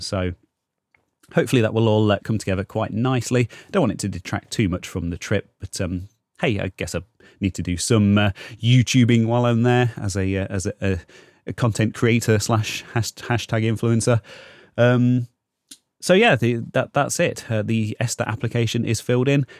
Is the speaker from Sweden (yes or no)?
no; Leicester, East Midlands, United Kingdom; Leicester, which is kind of my hometown in the U K